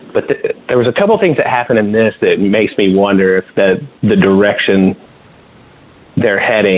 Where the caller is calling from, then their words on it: St. Louis, Missouri, United States; What's up, guys? It's … in St. Louis.